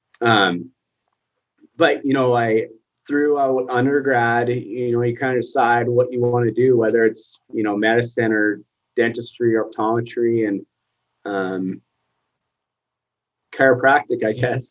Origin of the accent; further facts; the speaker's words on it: Lacombe, Alberta, Canada; also born or lived in United States; now in Sylvan Lake, Canada; I grew up in Lacombe